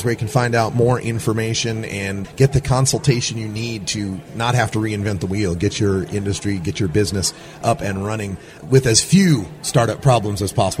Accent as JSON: {"language": "English", "region": "Pacific Northwest", "country": "United States", "said": "I come from the Pacific Northwest"}